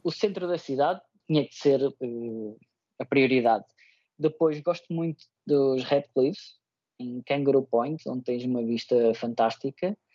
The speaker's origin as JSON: {"language": "Portuguese", "country": "Portugal", "also_born_or_lived": "Andorra", "moved": "as an adult", "lives_now": "Brisbane, Australia", "said": "como portugueses"}